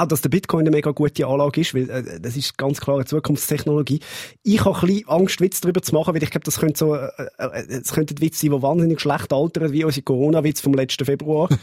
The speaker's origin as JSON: {"language": "German", "region": "Zurich", "country": "Switzerland", "said": "Als Zürcher kann ich euch sagen"}